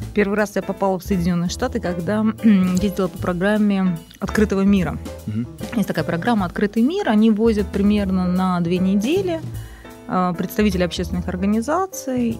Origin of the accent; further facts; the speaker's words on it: Saint Petersburg, Russia; moved away as an adult; also born or lived in Baton Rouge, Louisiana, United States; нигде, в принципе, кроме Санкт-Петербурга, долго не жила